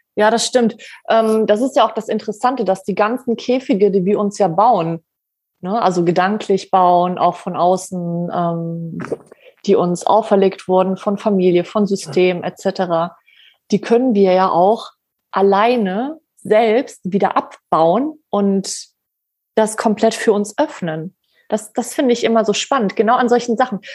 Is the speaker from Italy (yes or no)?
no; Poland; ich bin Polin